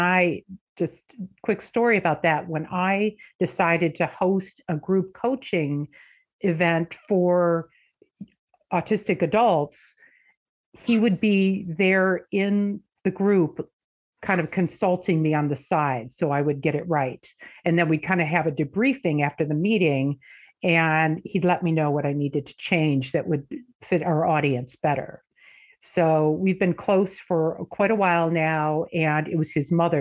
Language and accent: English; Michigan, United States; moved away; I am originally from Michigan. Moved out here in the 90s